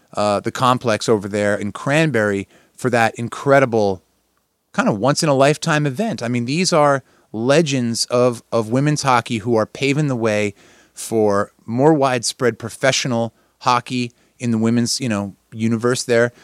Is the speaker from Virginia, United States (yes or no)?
no; New Jersey, United States; moved away; the Garden State, my home state